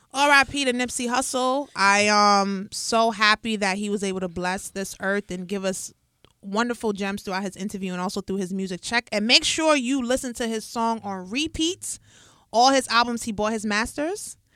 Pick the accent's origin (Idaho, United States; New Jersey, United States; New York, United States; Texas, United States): New York, United States; New York City; growing up in the Bronx, born and raised